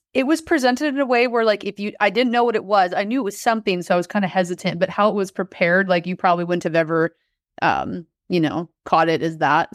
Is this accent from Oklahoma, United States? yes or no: no; Wisconsin, United States; I grew up in Wisconsin in the middle of nowhere